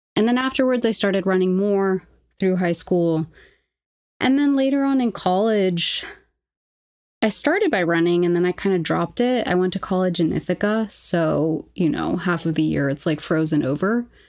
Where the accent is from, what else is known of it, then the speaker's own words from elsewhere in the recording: Lima, Peru; moved away; also born or lived in New York; I grew up in Lima, Peru, so shout out to Markham College